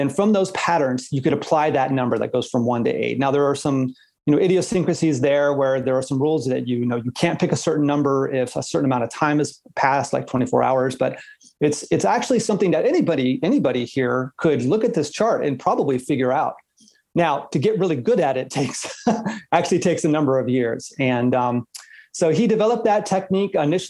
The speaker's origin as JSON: {"language": "English", "region": "South Florida", "country": "United States", "tie": "born or raised there", "also_born_or_lived": "Oregon", "moved": "yes", "said": "growing up in South Florida, of course, we have thunderstorms every day"}